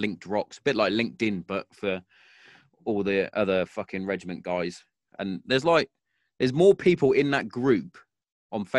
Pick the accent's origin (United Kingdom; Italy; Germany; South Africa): United Kingdom; Hereford, West Midlands; I'm originally from Hereford, because that's where we moved